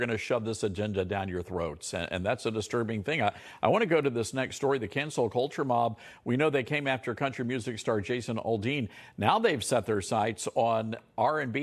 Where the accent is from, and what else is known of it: Memphis, Tennessee, United States; born or raised there